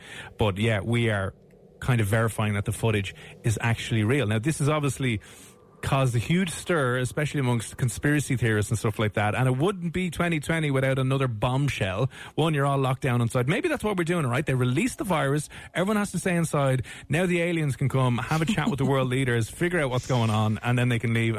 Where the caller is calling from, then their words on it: Dublin, Leinster, Ireland; I'm calling from Dublin over here in Ireland.